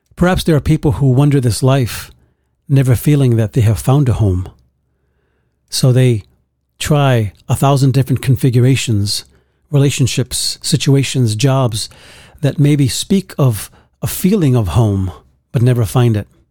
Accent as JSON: {"language": "English", "town": "New York City", "region": "New York", "country": "United States", "tie": "born or raised there", "said": "I grew up in Bronx, New York, a very tough neighborhood"}